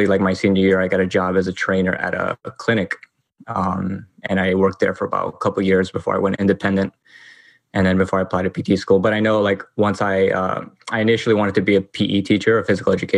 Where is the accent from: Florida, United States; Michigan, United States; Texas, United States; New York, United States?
New York, United States; New York City; I grew up here